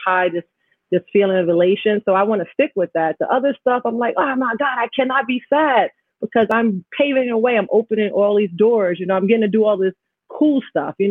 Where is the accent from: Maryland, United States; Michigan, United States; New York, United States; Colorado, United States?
New York, United States; New York City; also born or lived in Jamaica, Queens; growing up in Astoria, having my parents separate. So here I am living in a middle class area in Queens, Jamaica, Queens